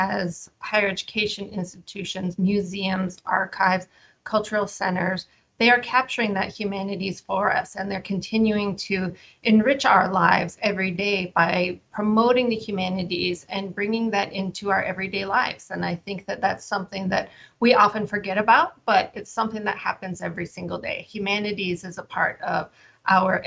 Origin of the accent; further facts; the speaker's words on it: Ganado, Arizona, United States; now in Washington, D.C., United States; I'm originally from Ganado, Arizona, and I currently live and work in Washington, D.C.